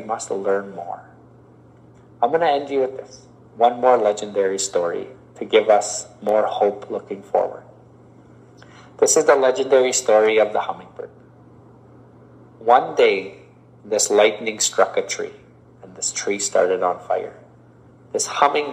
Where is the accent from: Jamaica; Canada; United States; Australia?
Canada; As one Indigenous person, I am a Canadian, but I'm also a First Nation person